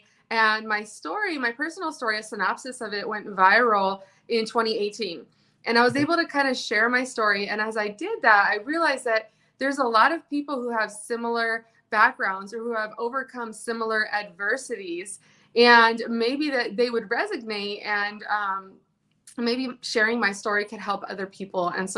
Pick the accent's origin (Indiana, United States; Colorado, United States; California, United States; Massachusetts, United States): California, United States; I grew up in California.